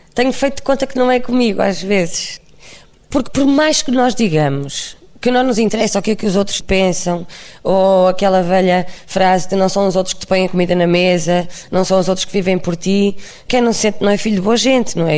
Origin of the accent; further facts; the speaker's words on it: Barcelos, Braga, Portugal; eu sou de Barcelos